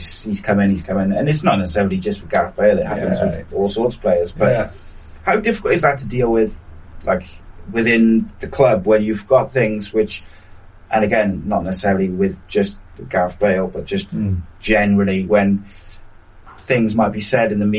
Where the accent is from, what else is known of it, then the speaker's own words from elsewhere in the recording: Wales, United Kingdom; as a Welshman